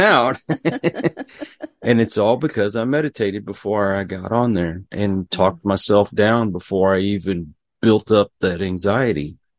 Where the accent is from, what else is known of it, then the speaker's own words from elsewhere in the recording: Houston, Texas, United States; I grew up around Houston and we were prone to get hurricanes.